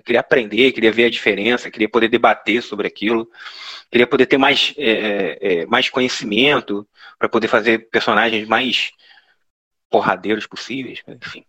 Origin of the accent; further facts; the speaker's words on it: interior of Rio de Janeiro, Brazil; accent: interior of Rio de Janeiro; com esse sotaque da gente, você pode falar que é interior do Rio de Janeiro